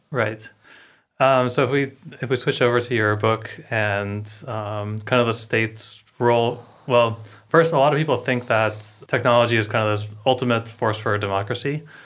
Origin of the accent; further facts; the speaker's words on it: United States; we're both American